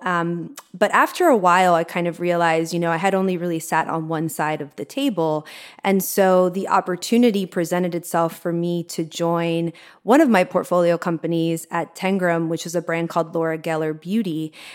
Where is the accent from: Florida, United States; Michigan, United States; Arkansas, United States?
Florida, United States; Miami; moved away; also born or lived in New York; I grew up in Miami and I lived in New York for twelve years